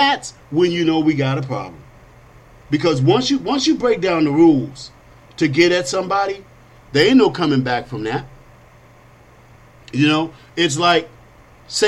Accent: United States; I am an American, a Christian, a conservative, and I'm black.

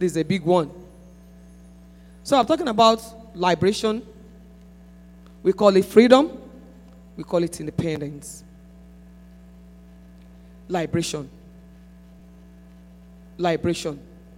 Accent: Nigeria; I came all the way from Nigeria

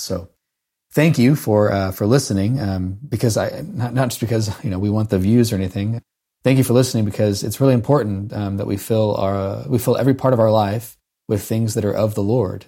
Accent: Haubstadt, Indiana, United States; I grew up in Hopstadt, Indiana

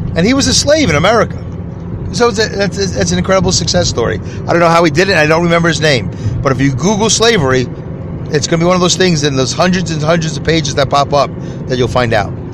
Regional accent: New York City, New York, United States; when I was growing up in New York City, in the New York City school system

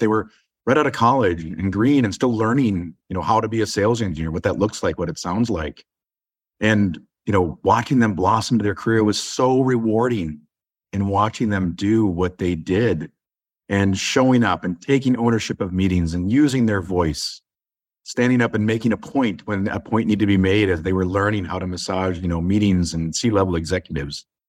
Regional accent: Inver Grove Heights, Minnesota, United States; I grew up in the suburbs of Saint Paul, Minnesota.

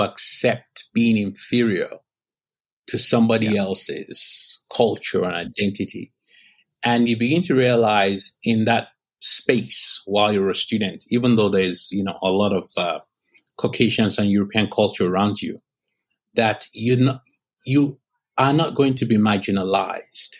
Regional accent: Nigeria; moved away as an adult; now in Southern California, United States

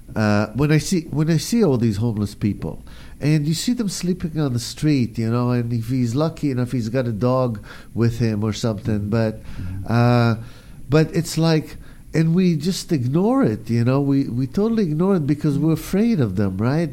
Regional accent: Israel; now in United States; I grew up in Israel

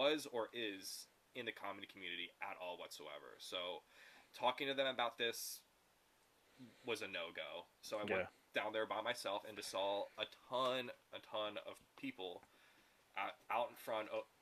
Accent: Los Angeles, California, United States; I moved out to LA when I was like 11.

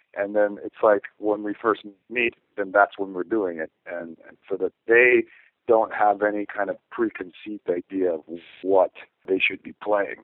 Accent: near Stonehenge, South West England, United Kingdom; I was born near Stonehenge in, in, in England

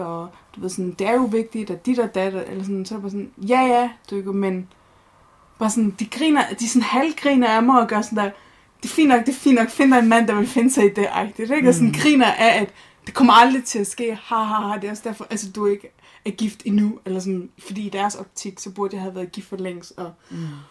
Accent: Horsens, Central Denmark Region, Denmark; født og opvokset i Horsens

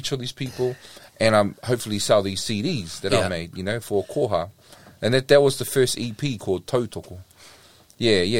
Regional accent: Flaxmere, Hawke's Bay, New Zealand; also born or lived in Hastings; I was like, Flaxmere

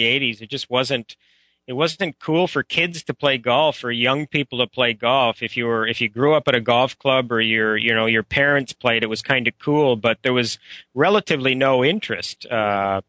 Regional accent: Ottawa, Ontario, Canada; I'm a Canadian, and we grew up around golf, my brother and I, because my dad was a golf professional. He was a golf professional for 40 years at the same club in Canada, one of the top private clubs called the Ottawa Hunt and Golf Club

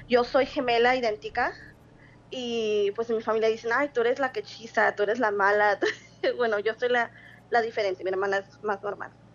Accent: Sonora, Mexico; now in Phoenix, United States; soy de Agua Sonora, pero vivo en Phoenix, Arizona

